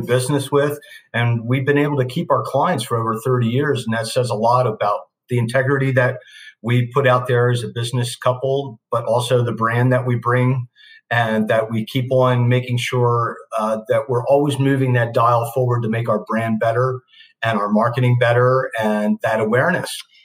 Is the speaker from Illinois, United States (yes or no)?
no; Newark, Delaware, United States; drove back to my hometown of Newark, Delaware